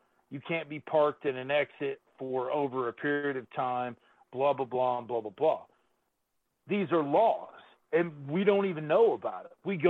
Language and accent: English; United States; me as an American in this country